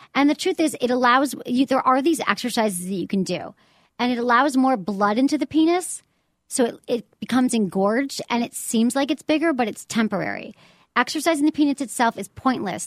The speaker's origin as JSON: {"language": "English", "region": "Michigan", "country": "United States", "moved": "yes", "lives_now": "San Francisco, United States", "said": "I am very much a Michigan person"}